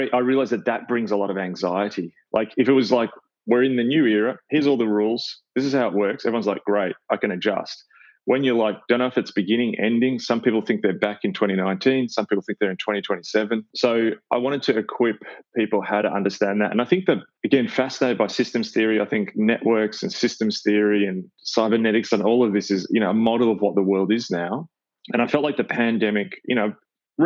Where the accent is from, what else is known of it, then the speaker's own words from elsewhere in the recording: Australia; growing up in Australia